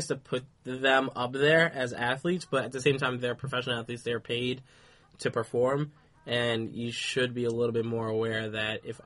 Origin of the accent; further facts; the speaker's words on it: New York City, New York, United States; being a New Yorker